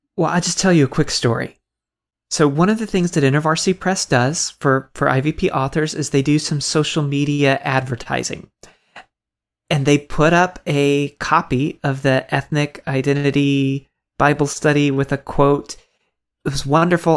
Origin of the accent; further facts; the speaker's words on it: Tampa, Florida, United States; I grew up in Tampa, Florida